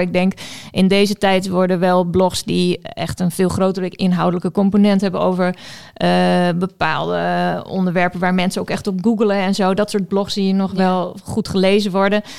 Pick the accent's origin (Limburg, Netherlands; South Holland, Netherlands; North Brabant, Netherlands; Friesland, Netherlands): Friesland, Netherlands; moved away as an adult; also born or lived in Amsterdam; now in Groningen, Netherlands; Ik kom eigenlijk uit Friesland en ik heb hier rechten gestudeerd.